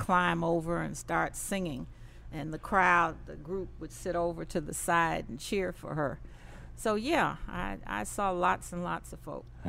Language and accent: English; Indianapolis, Indiana, United States; moved away; I was raised up south in Indianapolis, Indiana